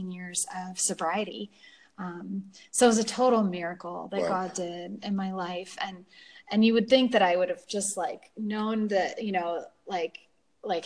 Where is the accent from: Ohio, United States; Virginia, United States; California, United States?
California, United States; San Francisco; I grew up in California in San Francisco